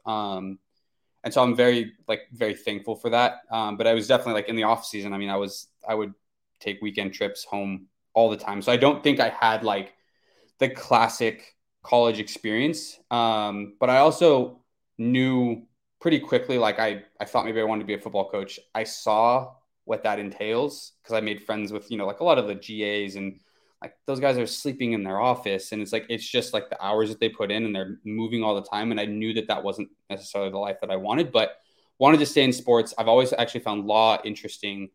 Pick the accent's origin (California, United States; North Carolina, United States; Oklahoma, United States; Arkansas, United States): California, United States; Chico; my hometown of Chico, California